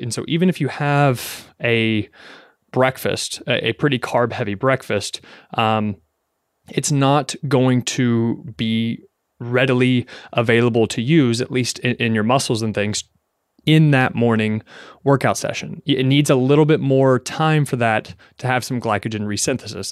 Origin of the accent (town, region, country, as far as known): Kentucky, United States; now in New York City, United States